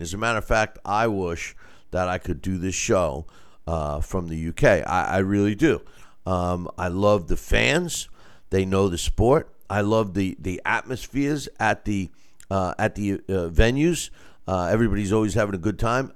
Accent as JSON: {"language": "English", "country": "United States", "said": "I'm, I'm American, right? I'm, I'm Italian-American"}